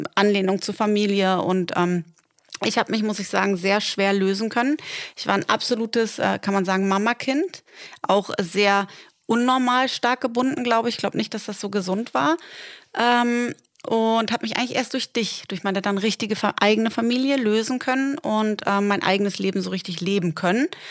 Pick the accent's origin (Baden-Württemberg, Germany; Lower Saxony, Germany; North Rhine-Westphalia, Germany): Lower Saxony, Germany; Delmenhorst; born or raised there; moved away as an adult; also born or lived in Hamburg / Berlin; now in Dubai, United Arab Emirates